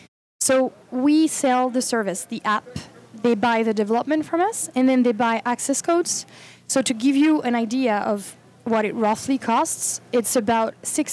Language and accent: English; France; From France.